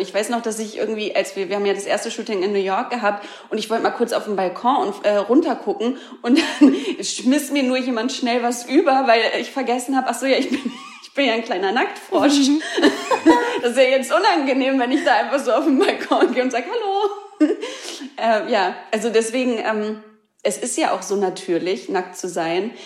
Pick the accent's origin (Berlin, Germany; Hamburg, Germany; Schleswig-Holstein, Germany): Hamburg, Germany; moved away; Und ich komme aus Hamburg, ich liebe Hamburg, meine Familie ist da, ganz viele Freunde sind noch